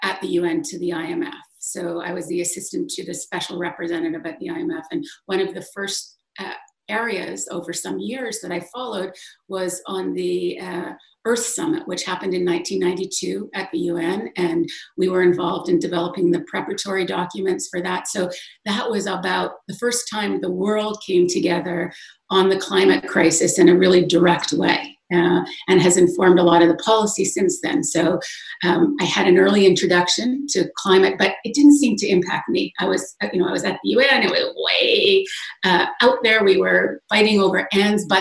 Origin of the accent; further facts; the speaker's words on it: Western Canada, Alberta, Canada; moved away as an adult; now in New York City, United States; originally I'm from Western Canada, Alberta, which is oil country